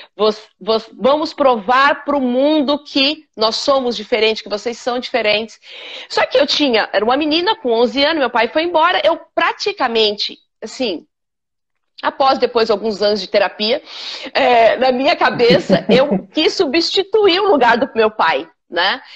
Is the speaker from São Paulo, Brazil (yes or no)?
yes; São Paulo, Brazil; moved away as an adult; now in Miami, United States; Nasci na periferia de São Paulo, no Capão, nasci no Capão Redondo mesmo